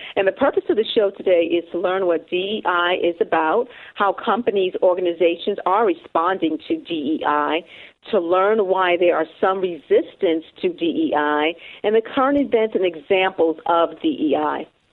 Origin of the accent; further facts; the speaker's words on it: New York City, New York, United States; my hometown of New York City, five boroughs